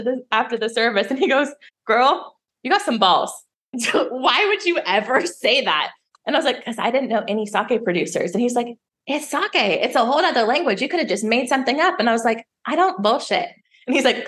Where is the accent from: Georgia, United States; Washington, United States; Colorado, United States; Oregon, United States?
Colorado, United States; now in Las Vegas, United States; I grew up in Colorado. We're beer country.